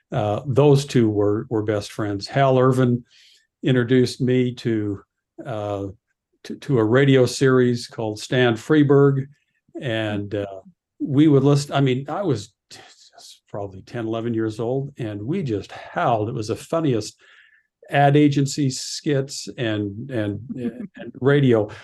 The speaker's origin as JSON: {"language": "English", "town": "Red Deer", "region": "Alberta", "country": "Canada", "tie": "born or raised there", "also_born_or_lived": "Utah", "moved": "as an adult", "said": "growing up in Canada, I, I found that I had a wonderful, um, education at, uh, Lindsay Thurber Comprehensive High School in Red Deer"}